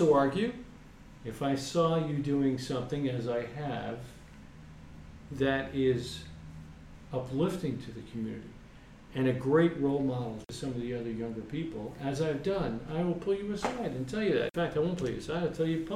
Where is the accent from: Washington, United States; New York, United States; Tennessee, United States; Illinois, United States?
New York, United States; Maybe I'm from New York